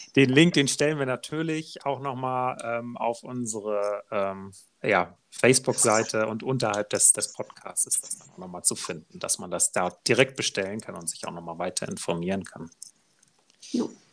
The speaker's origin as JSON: {"language": "German", "country": "Germany", "said": "bei uns in Deutschland"}